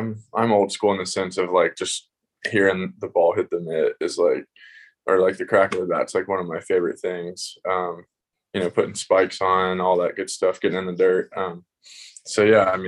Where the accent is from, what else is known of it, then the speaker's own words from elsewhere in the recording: Tennessee, United States; I grew up in Tennessee